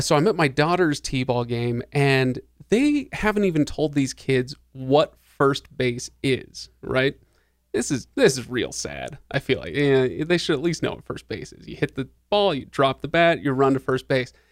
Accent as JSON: {"language": "English", "town": "Seattle", "region": "Washington", "country": "United States", "tie": "born or raised there", "said": "I grew up in Seattle, where in the '90s, Seattle in the '90s."}